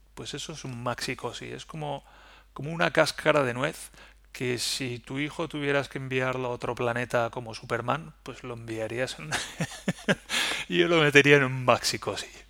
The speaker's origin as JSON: {"language": "Spanish", "town": "Valencia", "region": "Valencian Community", "country": "Spain", "moved": "yes", "lives_now": "Germany", "said": "yo, bueno, pues vengo de Valencia"}